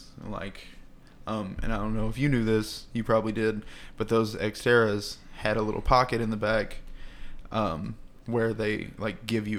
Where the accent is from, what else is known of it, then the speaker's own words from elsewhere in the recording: Poughkeepsie, New York, United States; Again, I was raised in Poughkeepsie.